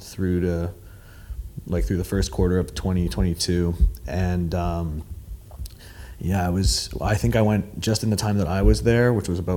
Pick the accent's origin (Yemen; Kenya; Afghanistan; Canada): Canada; Toronto, Ontario; now in New York, United States; I'm from Toronto